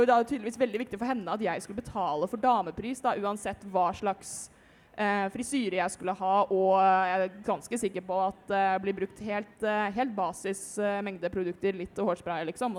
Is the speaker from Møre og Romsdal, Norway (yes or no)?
no; Rælingen, Akershus, Norway; Jeg er 21 år gammel fra Rælingen